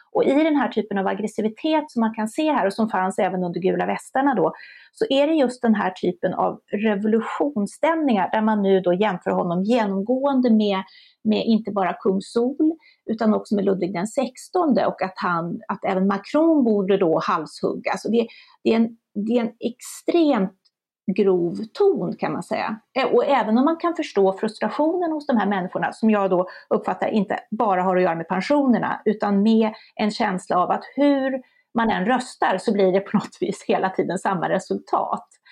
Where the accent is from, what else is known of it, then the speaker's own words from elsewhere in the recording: Sweden; vi svenskar